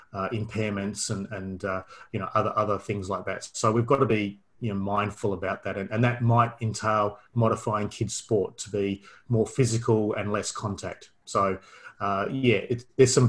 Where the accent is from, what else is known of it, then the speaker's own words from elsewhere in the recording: Perth, Western Australia, Australia; moved away as an adult; now in Melbourne, Australia; I'm originally from Perth. Did all my studies in Perth.